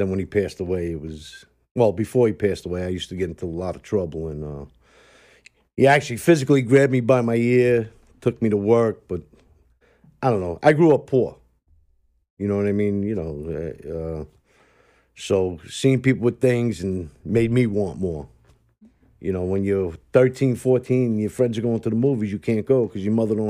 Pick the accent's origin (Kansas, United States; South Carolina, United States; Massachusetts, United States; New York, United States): New York, United States; New York City; also born or lived in Bushwick, Brooklyn; I come from Knickerbocker. You know, Bushwick, and my father hung out with a lot of Bonanno guys. Then we moved to Queens, you know.